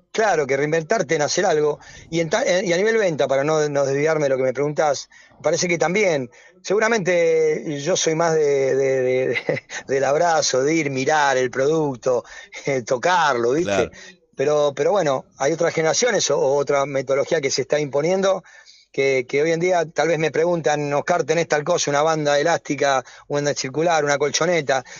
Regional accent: Avellaneda, Buenos Aires Province, Argentina; yo soy wildense, soy de Avellaneda

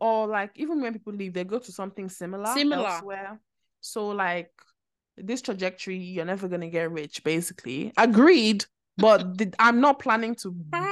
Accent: United Kingdom; no, I'm British.

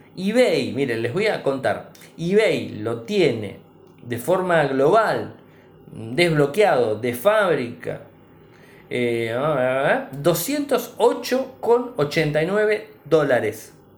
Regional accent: Argentina; nuestro país

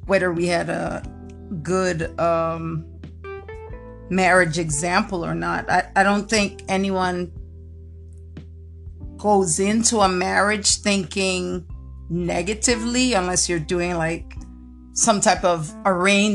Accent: U.S. Virgin Islands; moved away as an adult; also born or lived in South Carolina; I was born on St. Croix

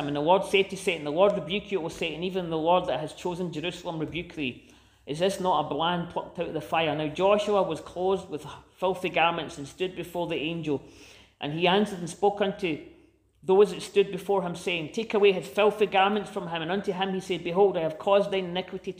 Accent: Scotland, United Kingdom; as a Scottish person

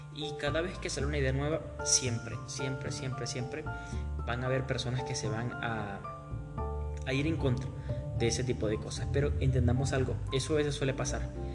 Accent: Maturín, Monagas, Venezuela; now in Píllaro, Ecuador; yo soy de Venezuela, estoy yo soy de un lugar caliente del oriente del país. Es un lugar muy muy caliente donde un día normal te hace 36 grados, casi 40 grados. Ese es un día normal en nuestra, eh, nuestra amada Maturín

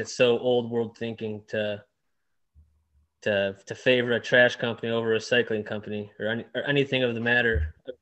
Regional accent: Downriver, Detroit area, Michigan, United States; also born or lived in Dearborn, Michigan; Grew up downriver. It's like 10 minutes south of Detroit.

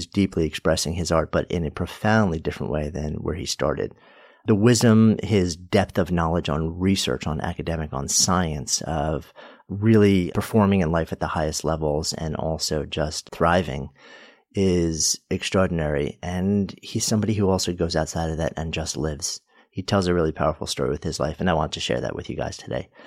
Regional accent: Pittsburgh, Pennsylvania, United States; moved away as an adult; Born and raised in Pittsburgh, a city that I still adore.

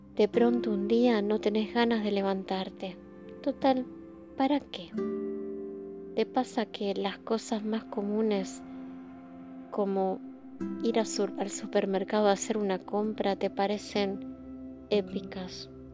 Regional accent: Argentina; vivimos en países como el nuestro

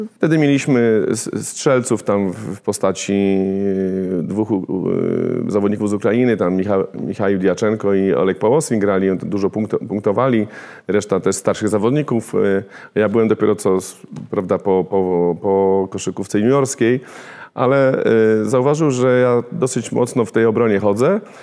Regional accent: Warsaw, Masovian Voivodeship, Poland; tam gdzie ja się wychowywałem na woli

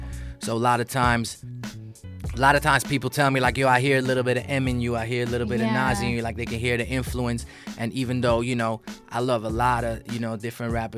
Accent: Amsterdam, North Holland, Netherlands; moved away as an adult; now in Los Angeles, United States; I was born in L.A., but I grew up in Amsterdam

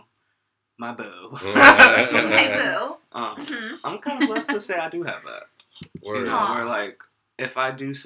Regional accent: New Jersey, United States; I'm from Jersey

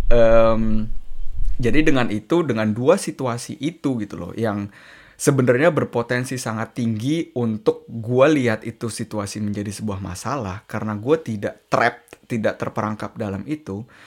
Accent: Indonesia; moved away; gue dari Indonesia

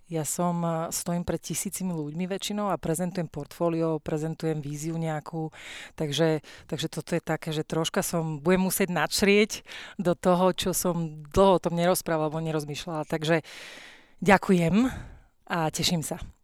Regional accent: Slovakia; moved away as an adult; also born or lived in Myjava, Slovakia / United States; som Slovenka

